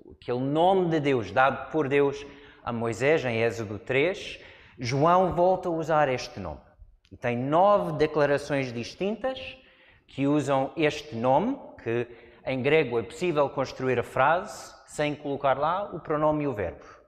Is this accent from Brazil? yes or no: no; United States; Portuguese is a second language; moved away as an adult; now in Portugal; Cresci numa zona de montanhas, nos Estados Unidos